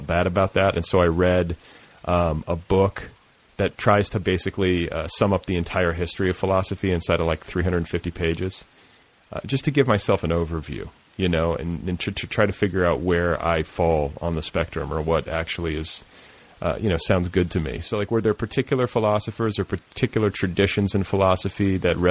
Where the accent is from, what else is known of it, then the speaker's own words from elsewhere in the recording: Midwest, United States; moved away; also born or lived in Boulder, Colorado; I'm from the Midwest